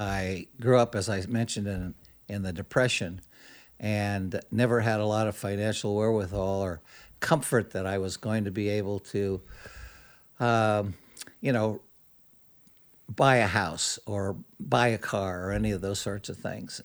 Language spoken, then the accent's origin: English; Modesto, California, United States; Growing up in Modesto or young boyhood